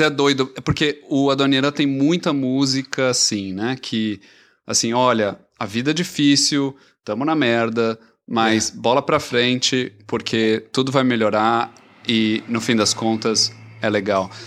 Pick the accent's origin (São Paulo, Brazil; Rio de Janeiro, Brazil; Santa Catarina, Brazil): São Paulo, Brazil; Eu sou paulista